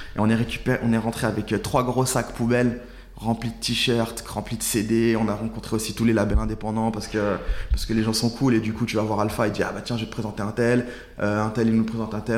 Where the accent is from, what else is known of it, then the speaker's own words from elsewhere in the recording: Saint-Priest, Auvergne-Rhône-Alpes, France; moved away as an adult; now in Paris, France; Je suis à Saint-Priest